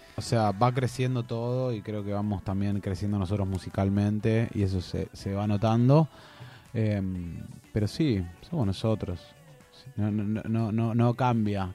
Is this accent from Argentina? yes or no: yes; Argentina; nosotros siendo argentinos y argentinas